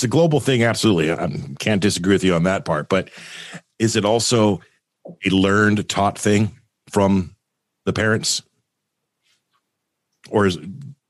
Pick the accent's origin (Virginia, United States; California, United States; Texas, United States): California, United States; Los Angeles; moved away; And I come from Southern California in L.A. I grew up in L.A. with everybody.